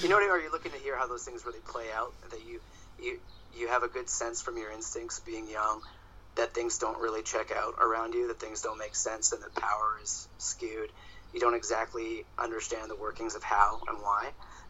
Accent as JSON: {"language": "English", "town": "Toronto", "region": "Ontario", "country": "Canada", "tie": "born there", "said": "Yes. Yeah, I was born in Toronto."}